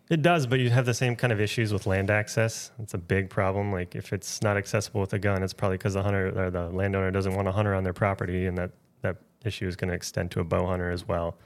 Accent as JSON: {"language": "English", "region": "Wisconsin", "country": "United States", "tie": "born or raised there", "also_born_or_lived": "Minnesota / Nebraska", "moved": "yes", "lives_now": "Maine, United States", "said": "I grew up hunting in Wisconsin."}